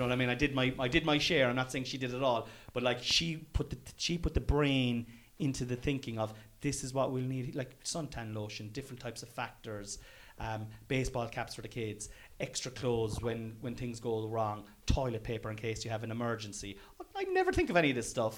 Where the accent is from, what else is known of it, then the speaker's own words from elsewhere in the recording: Ireland; I'm an Irish fella at heart.